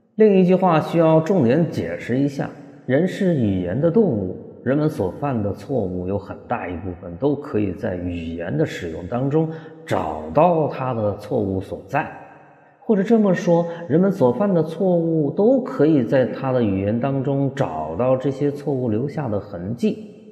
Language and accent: Chinese; Hunan, China; 咱们湖南人的表达方式